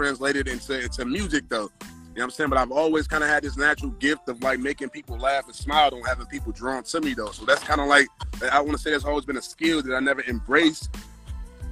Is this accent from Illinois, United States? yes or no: no; Detroit, Michigan, United States; I'm from Detroit, the East Side, like East Warren, and Lenox area